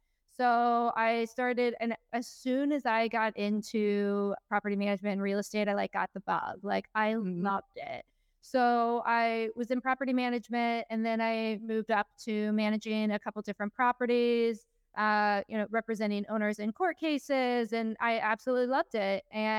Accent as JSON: {"language": "English", "region": "West Virginia", "country": "United States", "tie": "born or raised there", "moved": "as an adult", "lives_now": "Florida, United States", "said": "I grew up in West Virginia, a small town. I grew up on a dirt road. There's not a stoplight in the entire county."}